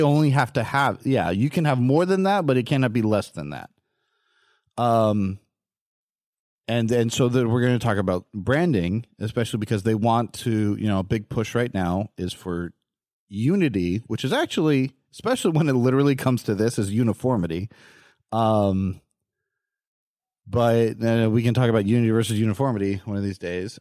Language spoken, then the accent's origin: English; California, United States; Growing up in California